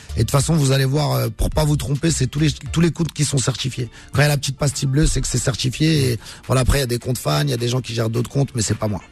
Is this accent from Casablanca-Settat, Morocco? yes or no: yes; Casablanca, Casablanca-Settat, Morocco; on est originaire de Casa